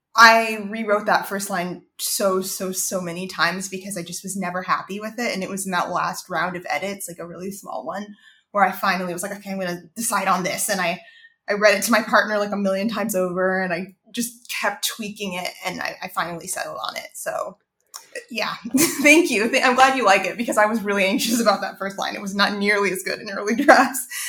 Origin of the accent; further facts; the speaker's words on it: Savannah, Georgia, United States; growing up there